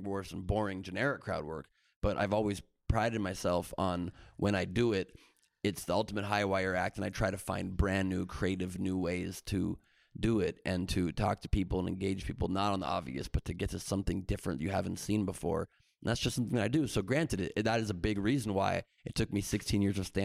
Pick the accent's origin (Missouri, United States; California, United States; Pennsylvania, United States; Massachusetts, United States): California, United States; Beverly Hills; also born or lived in Los Angeles; I was born in L.A. I'm one of the few L.A. natives in this entertainment business that's from here and stayed here, and I moved. My parents got a house in Beverly Hills when I was 5 years old